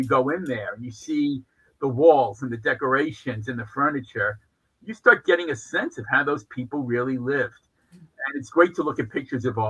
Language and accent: English; New York City, New York, United States; I grew up in New York. Both my parents grew up in New York.